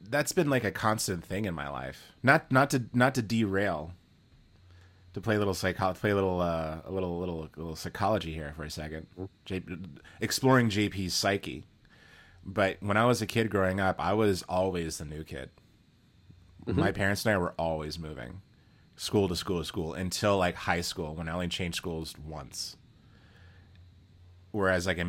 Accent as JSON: {"language": "English", "region": "Texas", "country": "United States", "said": "I come from Texas"}